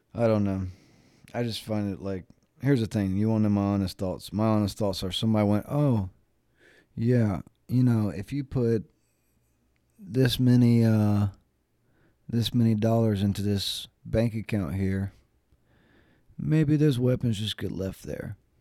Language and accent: English; North Carolina, United States; I'm from North Carolina